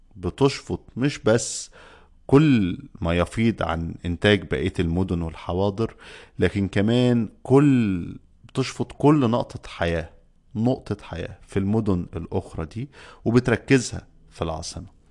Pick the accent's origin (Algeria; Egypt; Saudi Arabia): Egypt; عندنا في مصر